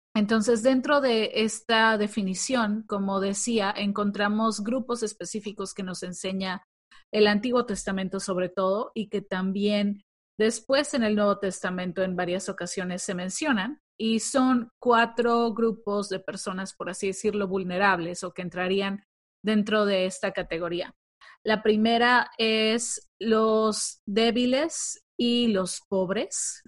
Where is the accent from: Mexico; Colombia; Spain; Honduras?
Mexico; nosotras que somos de México